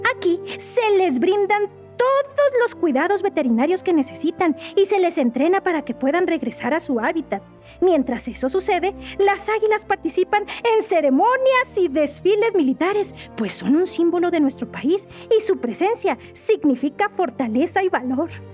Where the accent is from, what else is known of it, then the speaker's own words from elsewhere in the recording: Mexico; nuestra historia como mexicanos